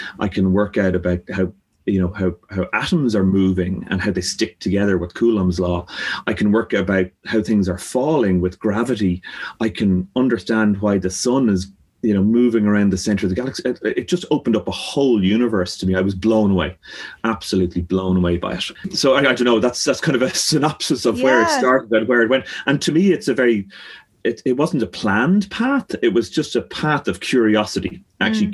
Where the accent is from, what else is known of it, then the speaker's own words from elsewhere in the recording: Dublin, Leinster, Ireland; growing up in Clontarf, we have a bird sanctuary beside us.